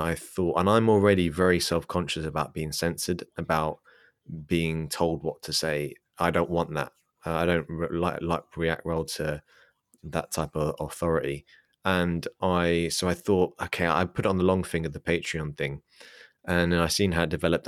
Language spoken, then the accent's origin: English; England, United Kingdom; I'm English, I'm an Englishman.